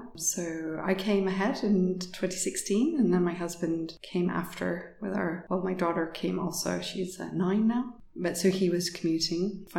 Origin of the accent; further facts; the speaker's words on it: United States; born there; also born or lived in United Kingdom; So I was actually born in the States. We moved around quite a bit, and I ended up in the UK for my undergraduate studies at the University of East Anglia